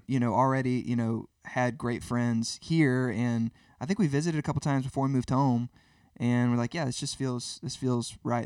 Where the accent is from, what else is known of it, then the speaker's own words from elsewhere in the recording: Birmingham, Alabama, United States; also born or lived in Nashville; I grew up in Birmingham as well